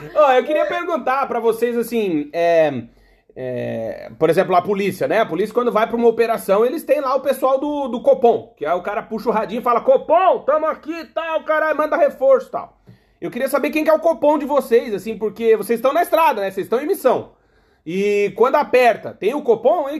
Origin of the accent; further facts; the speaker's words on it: Alegrete, Rio Grande do Sul, Brazil; moved away as an adult; now in United States; eu sou do Alegrete, né? Eu nasci no Alegrete, que é a fronteira com a Argentina.